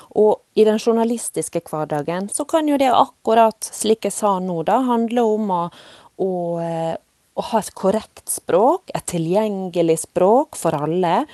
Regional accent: Volda, Møre og Romsdal, Norway; moved away; jeg òg vokst opp i nynorske land i Volda på Sunnmøre

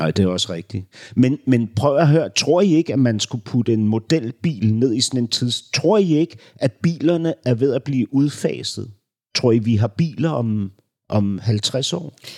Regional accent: Denmark; da vi gik i skole som børn, så var der en bog, en bogserie, som vi lærte dansk gennem

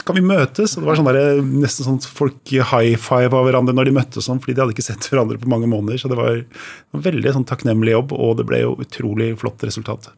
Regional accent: Drøbak, Akershus, Norway; moved away as an adult; also born or lived in Oslo; Ja, jeg er født i Oslo, men da jeg var tre år gammel, så flytta jeg til Drøbak. Og der bodde jeg til jeg var 20. Så ja. liksom, oppveksten min har vært i Drøbak

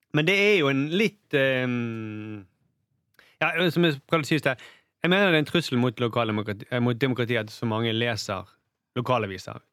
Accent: Bergen, Vestland, Norway; jeg er jo bergenser

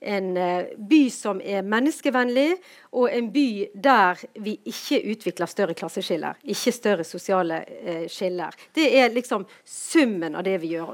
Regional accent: Bergen, Vestland, Norway

